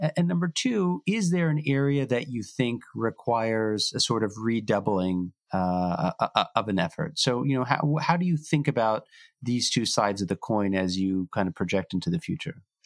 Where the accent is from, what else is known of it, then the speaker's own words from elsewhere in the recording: Houston, Texas, United States; my hometown, Houston, Texas